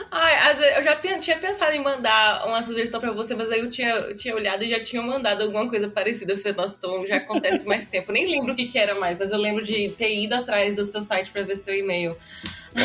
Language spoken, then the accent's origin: Portuguese; Osasco, São Paulo, Brazil; eu sou de Osasco